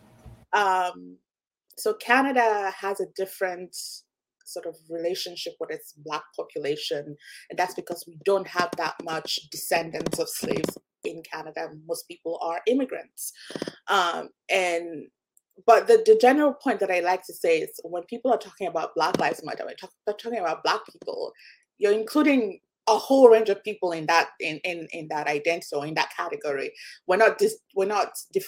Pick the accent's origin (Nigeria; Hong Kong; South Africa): Nigeria; now in North America; my experience growing up in Nigeria